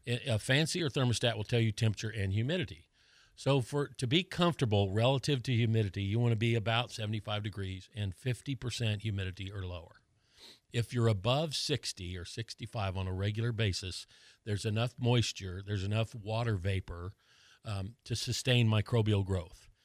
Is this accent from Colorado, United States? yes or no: yes; Colorado, United States; now in Florida, United States; I grew up in Colorado where it's really dry